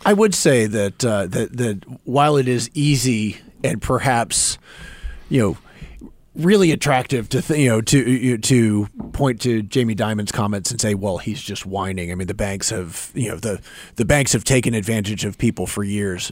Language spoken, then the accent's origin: English; North Carolina, United States; moved away; I remember growing up in North Carolina